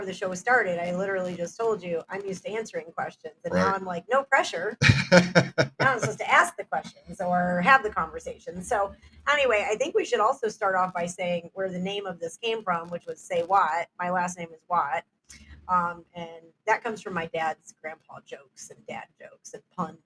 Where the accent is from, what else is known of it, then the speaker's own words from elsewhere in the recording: Houston, Texas, United States; moved away; I'm from Houston, Texas, originally